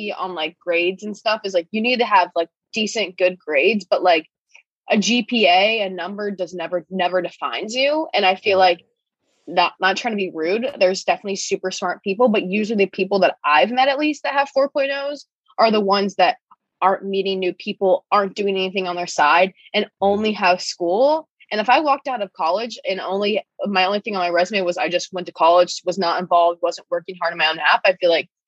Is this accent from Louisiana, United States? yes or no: no; Ohio, United States; moved away as an adult; now in Boston, United States; I'm from Ohio and now I'm in Boston